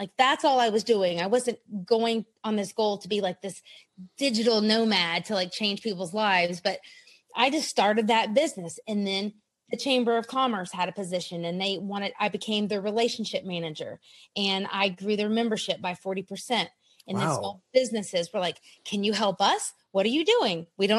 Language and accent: English; South Carolina, United States; also born or lived in Europe; We were a military family. We lived all over America, Europe. Back now I'm in South Carolina in my hometown.